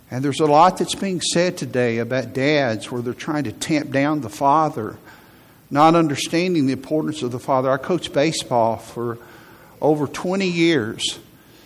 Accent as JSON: {"language": "English", "town": "Huntsville", "region": "Alabama", "country": "United States", "tie": "born or raised there", "also_born_or_lived": "Virginia / Tennessee", "said": "I grew up in Huntsville. And for most of my life, I've lived here."}